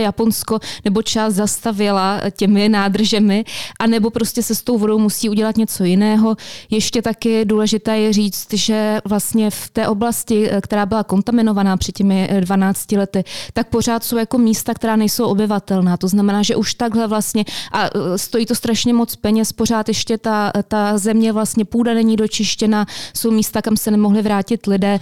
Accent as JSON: {"language": "Czech", "country": "Czechia"}